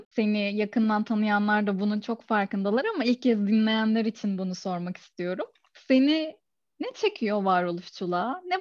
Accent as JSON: {"language": "Turkish", "region": "Ordu", "country": "Turkey", "said": "Herkese merhabalar öncelikle. Orduluyum, Boğaziçi Üniversitesi mezunuyum."}